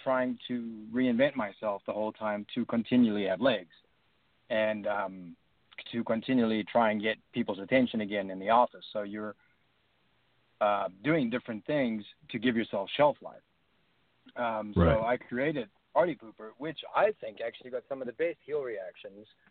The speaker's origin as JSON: {"language": "English", "country": "South Africa", "moved": "as an adult", "lives_now": "United States", "said": "coming from like a country from like South Africa"}